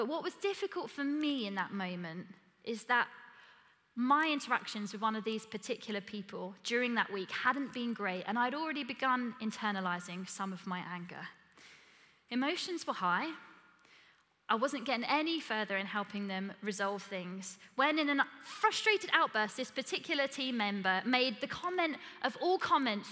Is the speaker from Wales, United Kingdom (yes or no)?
no; Essex, East of England, United Kingdom; I'm from Essex